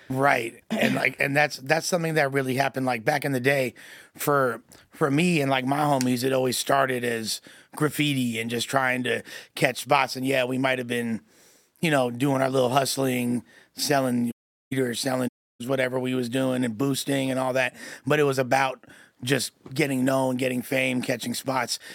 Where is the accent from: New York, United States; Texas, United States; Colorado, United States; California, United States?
California, United States; Los Angeles; growing up in L A, and the, like, I'm from West L